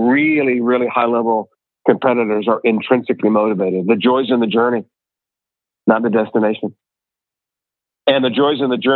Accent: Ohio, United States; I'm from Ohio.

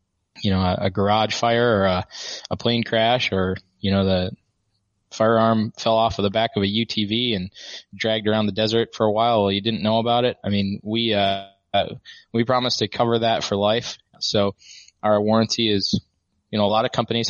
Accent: Midwest, United States; I grew up in the Midwest

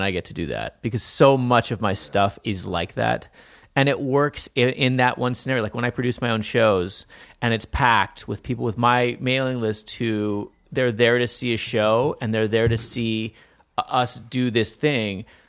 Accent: Montana, United States; I grew up in Montana

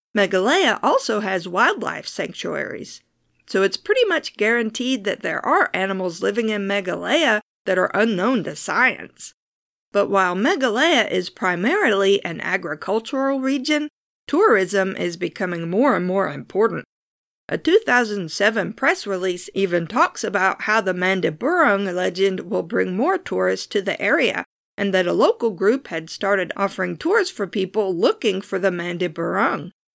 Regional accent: United States; I'm American, and that means I say my R's like a pirate

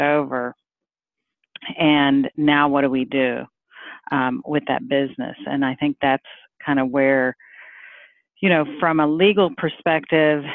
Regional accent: Livermore, California, United States; I am from the Bay Area here in Livermore

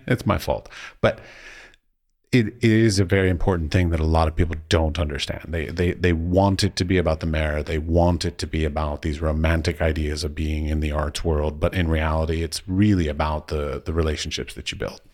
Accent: United States; moved away as an adult; now in Czech Republic; as an American

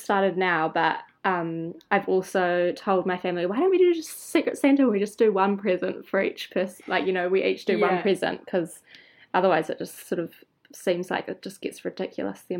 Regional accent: Golden Bay, Tasman, New Zealand; now in Wellington, New Zealand; I'm actually from Golden Bay, which is like the hook at the top of the South Island of New Zealand

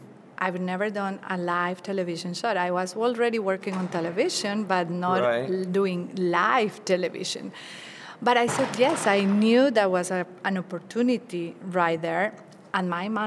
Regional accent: Bogota, Colombia; first language Spanish; English is a second language; moved away as an adult; also born or lived in Florida, United States; now in United States; I started my career in my hometown, Bogota, capital of Colombia

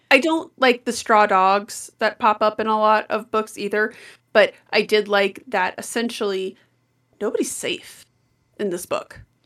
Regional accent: Colorado, United States; I say this as a native Coloradan

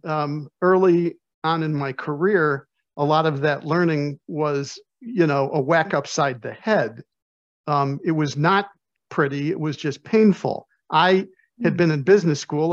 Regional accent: Chicago, Illinois, United States; I'm from Chicago

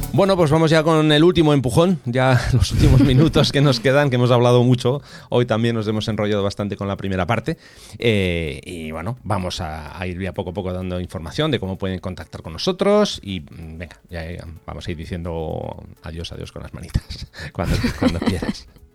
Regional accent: Bilbao, Basque Country, Spain; yo soy de Bilbao, entonces los de Bilbao somos muy frescos.

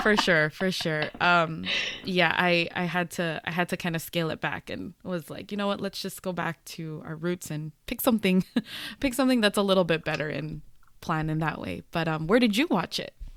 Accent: United States; also born or lived in Los Angeles, United States; speaking as a Filipino American

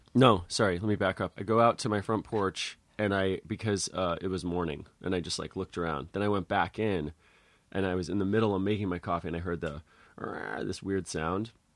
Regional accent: Connecticut, United States; moved away; also born or lived in Santa Cruz; I'm from Connecticut

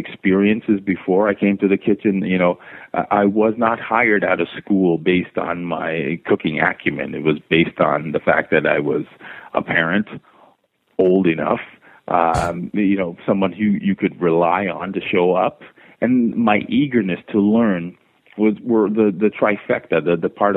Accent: Toronto, Ontario, Canada; also born or lived in Jamaica; I'm born in Jamaica and raised in Toronto

